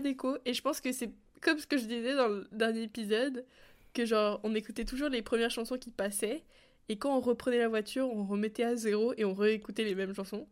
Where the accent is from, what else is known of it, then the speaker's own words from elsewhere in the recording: France; also born or lived in Canada; quand j'ai grandi en France